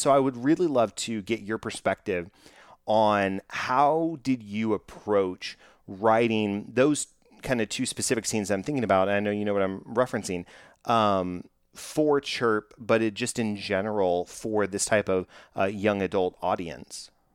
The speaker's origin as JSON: {"language": "English", "region": "Texas", "country": "United States", "tie": "born or raised there", "said": "I'm from Texas, growing up in, in Texas and in South, Southern hospitality"}